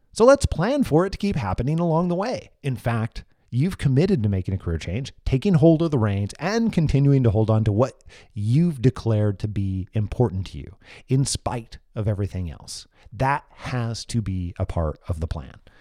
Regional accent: Moses Lake, Washington, United States; my hometown, Moses Lake, Washington, where my family and I currently live

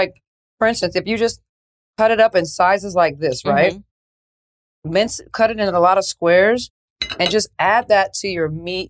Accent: United States; moved away as an adult; also born or lived in France

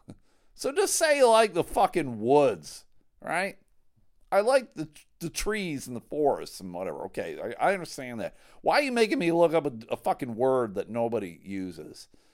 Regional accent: Buffalo, New York, United States; moved away as an adult; now in Grand Rapids, United States; I grew up in Buffalo

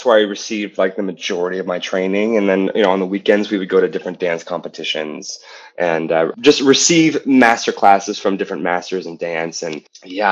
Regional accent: Penn Hills, Pennsylvania, United States; also born or lived in Ohio; I grew up in Penn Hills, which is like a smaller town, like 20 minutes from Pittsburgh

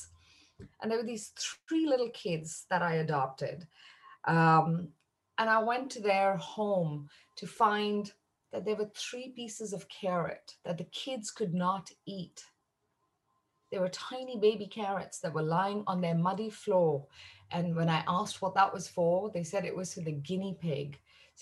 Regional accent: India; I'm Indian by origin.

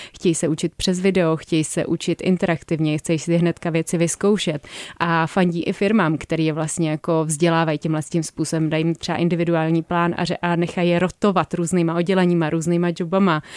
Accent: Prague, Czechia; já, já jsem jako z Prahy

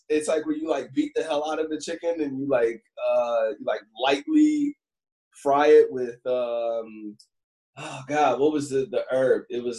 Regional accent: Cleveland, Ohio, United States; also born or lived in Chicago / Philadelphia / Los Angeles; now in New York, United States; So I'm originally from Cleveland, Ohio, and then I moved to Chicago and Philly and LA, and now I'm in New York, right?

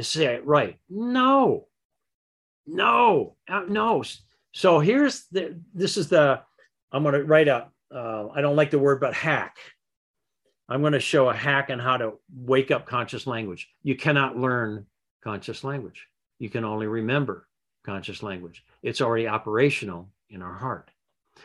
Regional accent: Michigan, United States; I grew up in Michigan

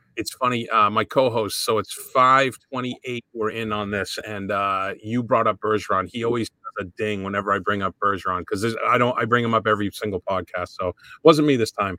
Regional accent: Framingham, Massachusetts, United States; I grew up in Framingham

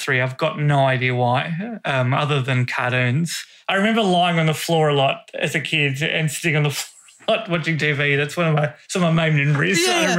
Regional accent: Australia; Yeah, I got a weird accent. What I say turn, it? Burn words, even yeah. though I am Australian. My brothers have it as well.

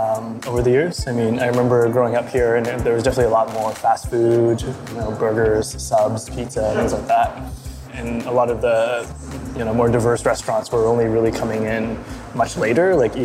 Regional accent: Toronto, Ontario, Canada; I grew up in Aging Court. Lived most of my life in Scarborough and really love this community and really love living and being here.

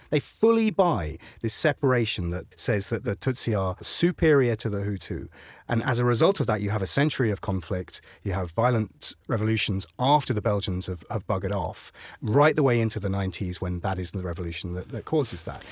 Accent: Ipswich, East of England, United Kingdom; I was raised in Ipswich.

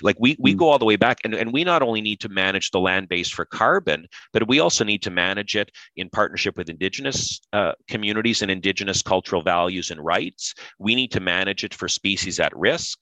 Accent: Pembroke, Ontario, Canada; grew up in Pembroke, Ontario.

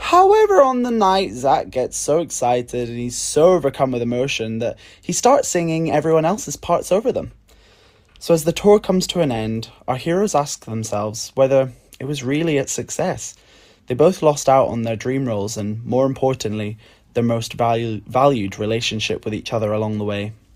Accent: Edinburgh, Scotland, United Kingdom; now in London, United Kingdom; I live in London in the U K, though I'm originally from Edinburgh in Scotland.

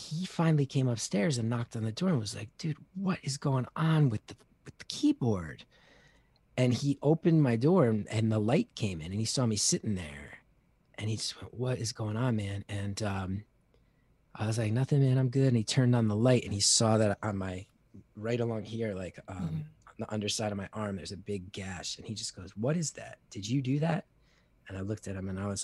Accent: New Jersey, United States; I grew up in North Jersey in the 80s

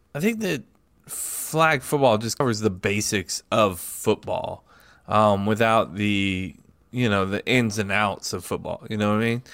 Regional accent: United States; as an American

